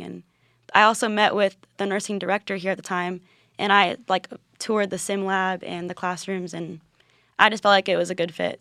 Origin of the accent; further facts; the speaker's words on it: Land O' Lakes, Florida, United States; I'm from Land Lakes, Florida